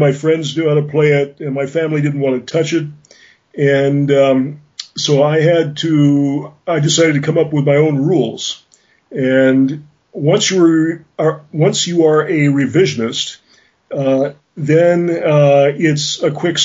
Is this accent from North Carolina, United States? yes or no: no; Rock Island, Illinois, United States; now in Oslo, Norway; I grew up in Rock Island, Illinois, on Brittany Lane